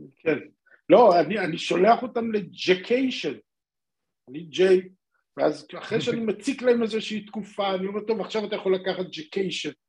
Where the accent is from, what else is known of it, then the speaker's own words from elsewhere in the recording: Israel; now in Singapore; אנחנו ישראלים